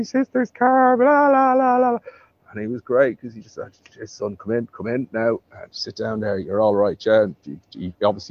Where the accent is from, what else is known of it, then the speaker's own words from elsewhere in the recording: Dublin, Leinster, Ireland; moved away; born and bred in Dublin, born in 1970, 6th of June, D-Day. Brought up in a fairly nice family, rough area of Dublin